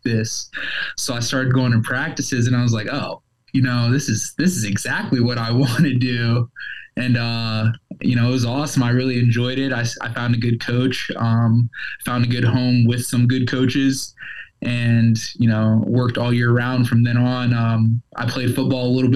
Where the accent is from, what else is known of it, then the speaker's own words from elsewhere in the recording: Columbus, Ohio, United States; Columbus, which is where I grew up